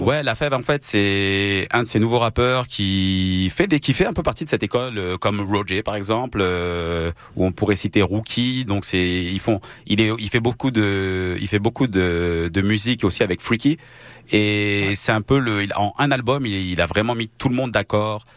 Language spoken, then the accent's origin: French; France; also born or lived in Toronto, Canada; now in Montreal, Canada; je suis né en France et je suis arrivé à Montréal, euh, au Canada en 2008 et à Montréal en 2009 exactement